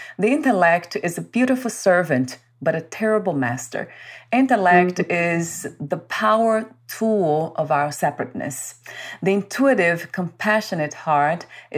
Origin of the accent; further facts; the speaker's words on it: Brazil; I was born in Brazil